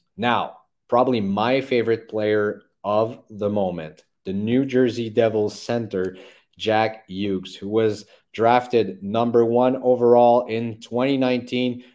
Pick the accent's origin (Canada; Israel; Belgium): Canada; Montreal, Quebec; I live here, uh, born and raised in Montreal